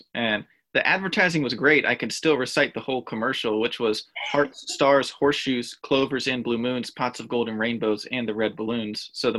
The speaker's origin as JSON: {"language": "English", "town": "Warrenton", "region": "Virginia", "country": "United States", "tie": "born or raised there", "said": "I grew up 1 hour west in Warrenton, Virginia."}